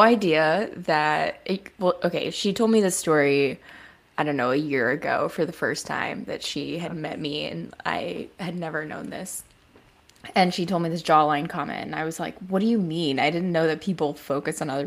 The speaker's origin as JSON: {"language": "English", "town": "Toledo", "region": "Ohio", "country": "United States", "also_born_or_lived": "Cincinnati, Ohio", "moved": "as an adult", "lives_now": "New Orleans, United States", "said": "I'm from Toledo, I guess I'll say. Toledo, Ohio"}